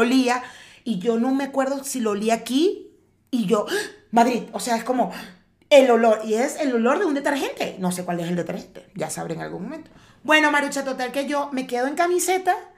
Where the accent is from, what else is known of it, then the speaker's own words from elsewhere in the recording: Cumaná, Sucre, Venezuela; also born or lived in Caracas, Venezuela; now in Mexico; yo soy de Cumaná, que es la costa, la parte del, del, oriente del país